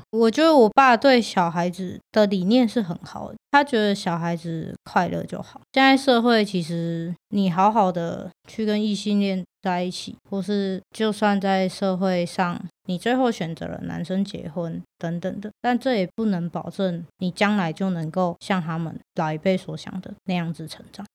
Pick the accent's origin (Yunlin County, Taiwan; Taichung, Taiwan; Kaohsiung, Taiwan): Taichung, Taiwan; 我是台中人，我记得我那一届五六年级有三个跟我一样都是 T 模样的女生